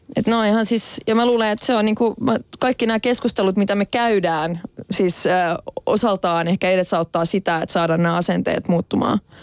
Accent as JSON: {"language": "Finnish", "country": "Finland", "said": "olen suomenruotsalainen"}